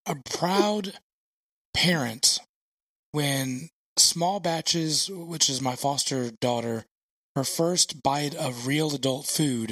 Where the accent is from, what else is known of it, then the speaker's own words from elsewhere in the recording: the South, United States; we're royalty, evidently, if we come from the South